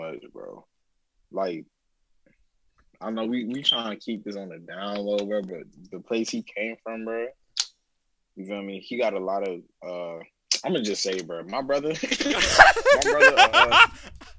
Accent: Columbia, United States; I'm from Columbia

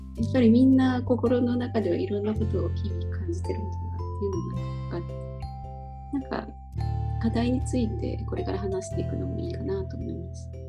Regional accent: a city next to Mishima, Shizuoka, Japan; now in Sendai, Japan; たまたま私もあの出身地の隣の市でちょうど今マンホール先生ミシ三島市っていうのをやってるんで

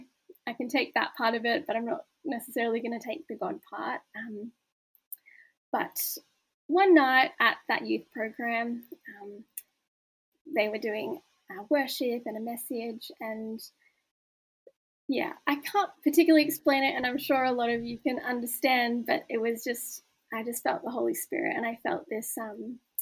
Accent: Newcastle, New South Wales, Australia; I grew up in Newcastle

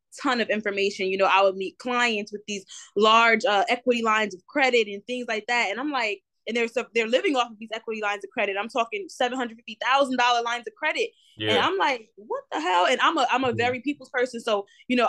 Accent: New Jersey, United States; moved away as an adult; now in Charlotte, United States; I'm from Jersey. I'm from New Jersey.

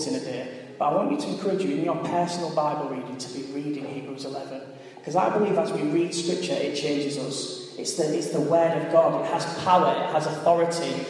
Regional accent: Hull, Yorkshire and the Humber, United Kingdom; moved away as an adult; also born or lived in Coventry; I'm a lad from Hull, and I didn't grow up in a diverse community at all

